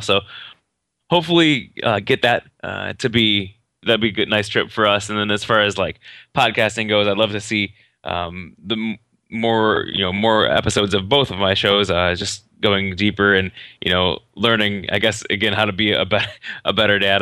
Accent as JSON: {"language": "English", "region": "Northern Indiana", "country": "United States", "said": "Northern Indiana, actually"}